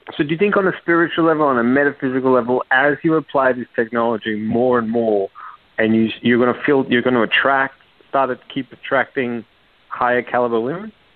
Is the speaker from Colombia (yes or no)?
no; Australia; now in New York, United States; I'm Australian, but I live in New York